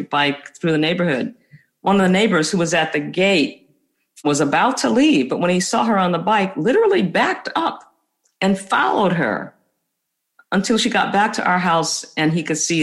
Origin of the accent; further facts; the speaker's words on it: United States; as a person of color, as an American of color